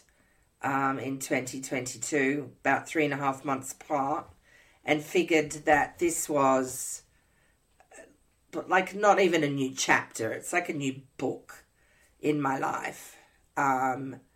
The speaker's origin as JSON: {"language": "English", "town": "Sydney", "region": "New South Wales", "country": "Australia", "also_born_or_lived": "Canada / Montana / Minnesota", "moved": "as an adult", "lives_now": "Indiana, United States", "said": "I hail from Sydney, Australia"}